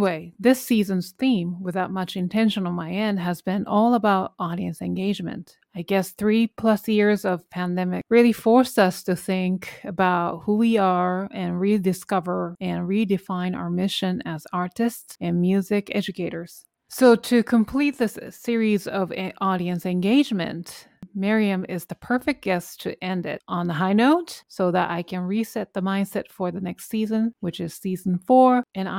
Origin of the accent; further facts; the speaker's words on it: New York City, New York, United States; I think obviously you're both pianists and we're both from New York City.